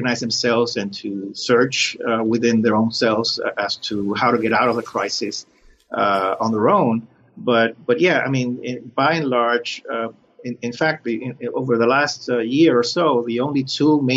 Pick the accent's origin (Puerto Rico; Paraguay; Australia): Puerto Rico; also born or lived in Cuba; now in Miami, United States; raised in Puerto Rico